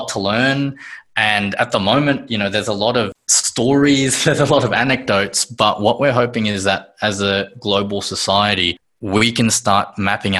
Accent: Sydney, New South Wales, Australia; born in Sydney, Australia.

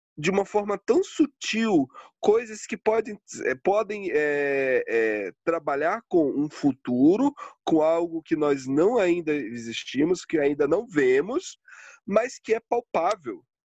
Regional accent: Pará, Brazil; now in Curitiba, Brazil; eu sou do norte, eu sou do Pará

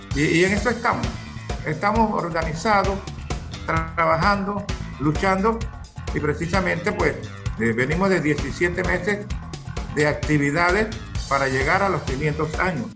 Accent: Natá, Coclé, Panama

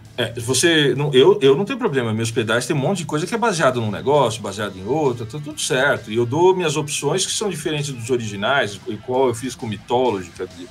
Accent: ABC Paulista, São Paulo, Brazil; eu sou lá da BC

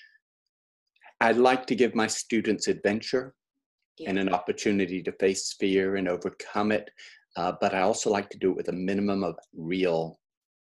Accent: Oxford, South East England, United Kingdom; moved away; I was growing up in England

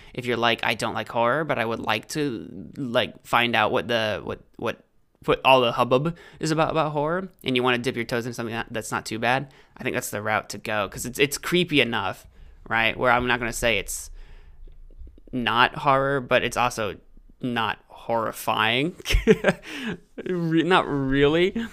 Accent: United States; I'm an American

